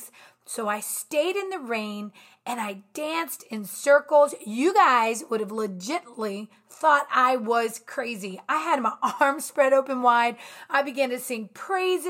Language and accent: English; Virginia, United States; I'm from Virginia